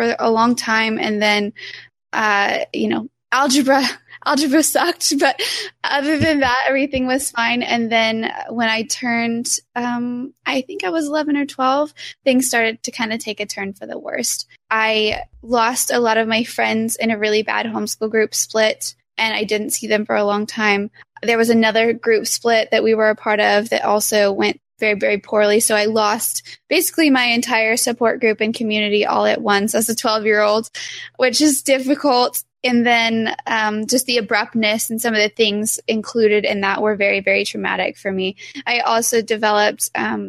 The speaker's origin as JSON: {"language": "English", "town": "Lahoma", "region": "Oklahoma", "country": "United States", "tie": "born or raised there", "said": "Lahoma. You take off the OK off of Oklahoma and that's where I'm from"}